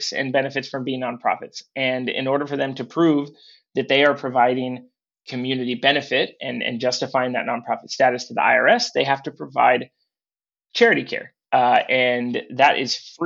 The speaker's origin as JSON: {"language": "English", "town": "Portland", "region": "Oregon", "country": "United States", "tie": "born or raised there", "said": "I grew up in Portland, Oregon"}